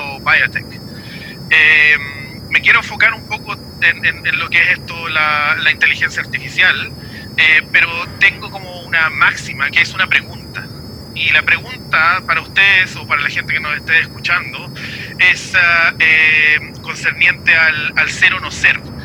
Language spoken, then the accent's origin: Spanish; Chile; also born or lived in Puerto Montt, Chile / New Zealand; de Chile, obviamente, como mi país de origen